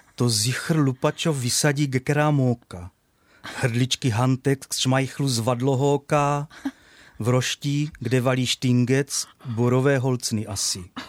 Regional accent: Brno, South Moravian Region, Czechia; chodil do školy, na základní školu, pocházím ze Starého Brna

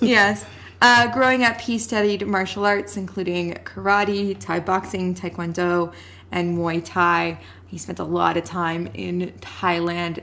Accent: Canada; we are not Indian, we are Canadian.

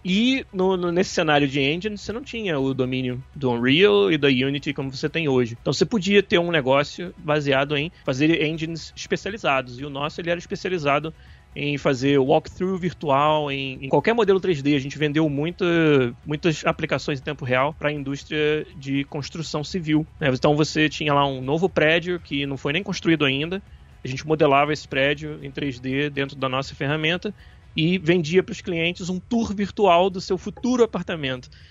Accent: Niterói, Rio de Janeiro, Brazil; em Niterói, que é a cidade, na verdade, de onde eu, de onde eu sou

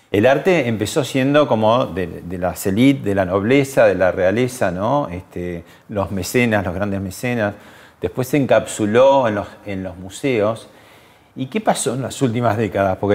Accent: Resistencia, Chaco, Argentina; born or raised there; moved away as an adult

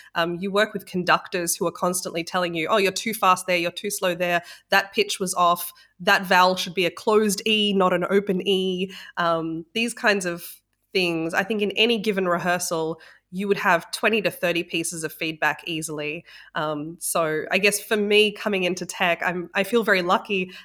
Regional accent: Australia; moved away; also born or lived in Sydney; I'm from Australia originally, so I was living in Sydney.

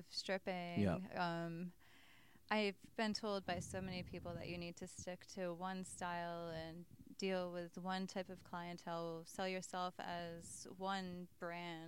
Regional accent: Rhode Island, United States; also born or lived in New Orleans, Louisiana; I'm originally from Rhode Island. I lived in New Orleans, Louisiana for about 5 years. Then I ended up moving back.

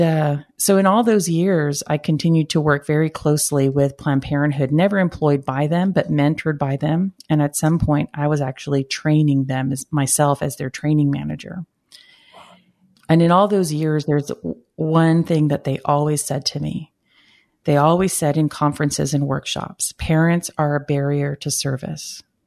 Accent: Brownsville, Texas, United States; I'm originally from Brownsville, Texas, uh, the southern tip of Texas

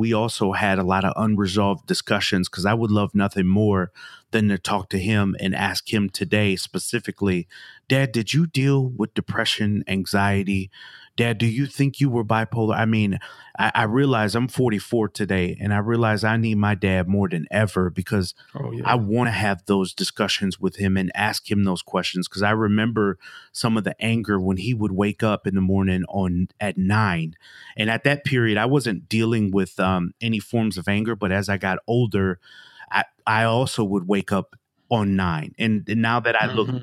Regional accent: Milwaukee, Wisconsin, United States; came up in Milwaukee

